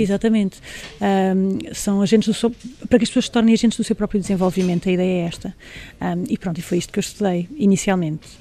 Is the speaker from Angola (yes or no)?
yes; Angola; nasci lá, nasci em Angola